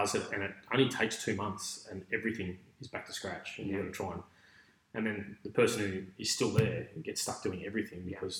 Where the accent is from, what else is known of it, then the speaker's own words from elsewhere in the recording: Melbourne, Victoria, Australia; also born or lived in Ipswich, Australia; Yeah, I grew up in Melbourne. We moved there when I was about 12, I think, 12, 13.